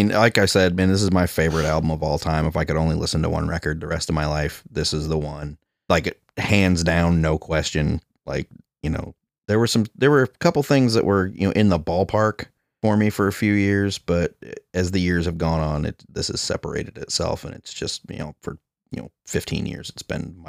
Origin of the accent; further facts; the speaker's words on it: Quad Cities, United States; So it was, I worked at a record store in my hometown where I met Jamie, the Quad Cities.